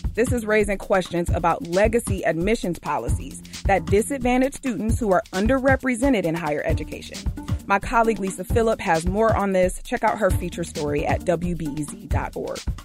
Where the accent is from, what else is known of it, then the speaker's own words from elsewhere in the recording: Michigan, United States; now in Chicago, United States; I'm from Michigan, so I grew up with that acronym